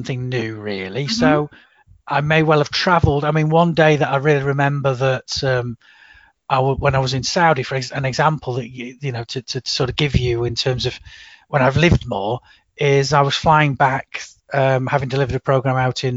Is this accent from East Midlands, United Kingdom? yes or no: yes; Chesterfield, East Midlands, United Kingdom; I was growing up in Chesterfield